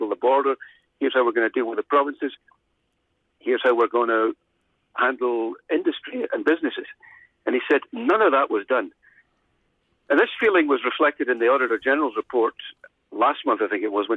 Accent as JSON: {"language": "English", "region": "Scotland", "country": "United Kingdom", "tie": "born or raised there", "moved": "yes", "lives_now": "Ontario, Canada", "said": "my hometown in Scotland"}